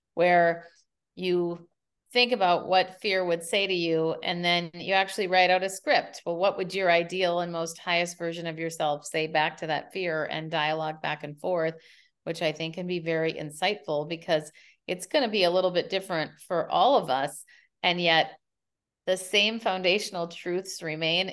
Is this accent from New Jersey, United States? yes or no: no; Minneapolis, Minnesota, United States; moved away as an adult; now in San Francisco, United States; Minneapolis is my hometown